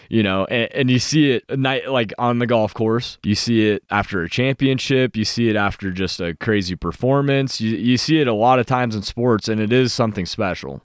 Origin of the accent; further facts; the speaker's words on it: Montana, United States; moved away; my home state team